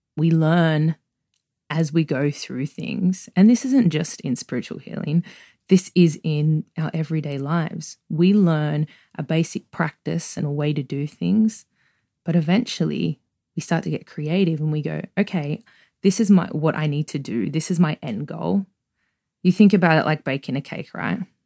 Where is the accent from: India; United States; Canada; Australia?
Australia; Sydney, New South Wales; accent: Australian; growing up where I grew up in Australia, um, on the outskirts of Sydney